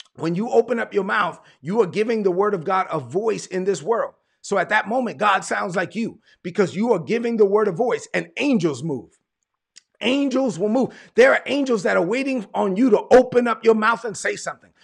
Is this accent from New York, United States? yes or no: yes; New York City, New York, United States; moved away; also born or lived in Evans, Georgia; I'm from Brooklyn